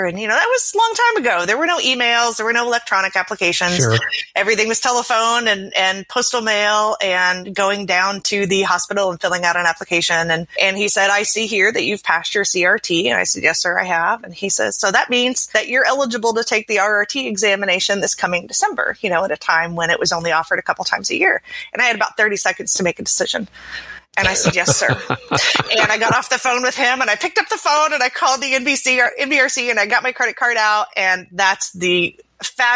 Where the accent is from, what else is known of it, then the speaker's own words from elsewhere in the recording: Southern Illinois, United States; I grew up in Southern Illinois, not Chicago, very Southern Illinois.